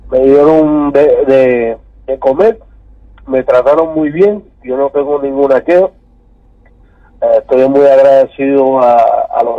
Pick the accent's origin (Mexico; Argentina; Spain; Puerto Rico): Puerto Rico; San Juan; Yo no soy de Santa Isabel. Ese es el viejo mío. Yo soy de San Juan, Puerto Rico, la capital.